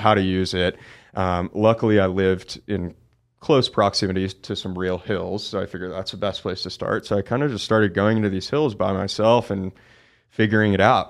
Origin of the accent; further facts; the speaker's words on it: Oakland, California, United States; I grew up in Oakland, California, so pretty big, you know, city